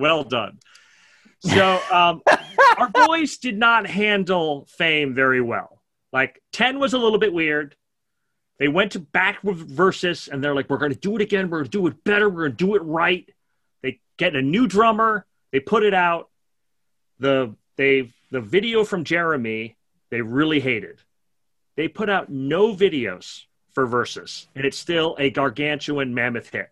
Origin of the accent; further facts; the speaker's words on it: New York, United States; I'm a New Yorker